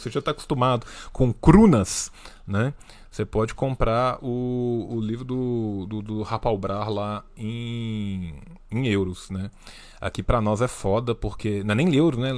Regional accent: Minas Gerais, Brazil; Eu sou de Minas Gerais

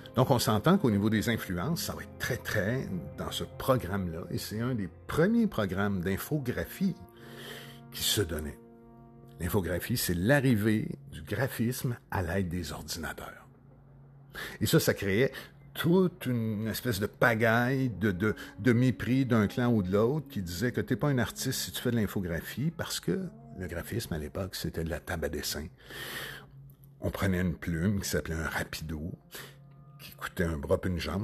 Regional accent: Sorel-Tracy, Quebec, Canada; je suis né de Sorel-Tracy.

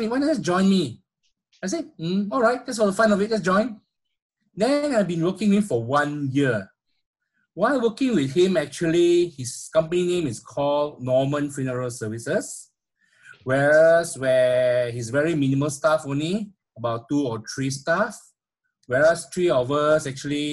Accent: Petaling Jaya, Selangor, Malaysia; I grew up in a small Petaling Jaya, a town in Malaysia, where basically I spent almost all my life there in Petaling Jaya

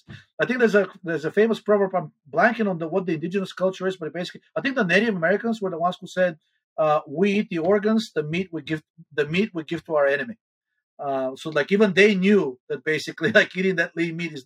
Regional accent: Bulgaria; moved away; I'm originally from Bulgaria

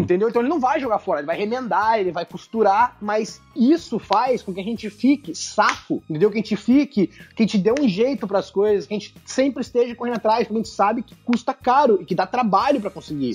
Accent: Curitiba, Paraná, Brazil; now in United States; eu sou curitibano

